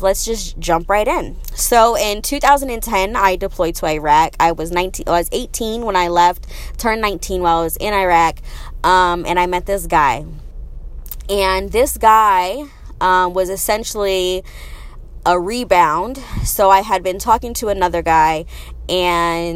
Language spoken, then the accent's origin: English; Arizona, United States; moved away as an adult; also born or lived in Las Vegas; I'm from Arizona